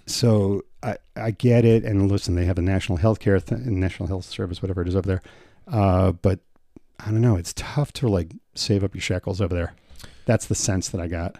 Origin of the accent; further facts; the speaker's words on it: United States; I go, "New York, New Jersey."